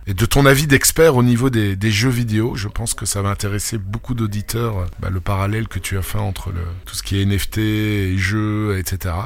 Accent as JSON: {"language": "French", "country": "France", "tie": "born or raised there", "said": "je suis pas français, je suis né en France, mais je suis pas français"}